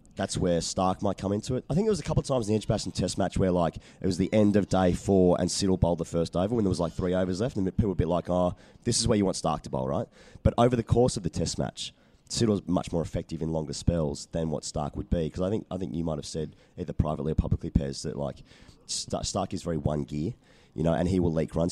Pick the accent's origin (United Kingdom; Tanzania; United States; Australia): Australia; as an Australian coming over here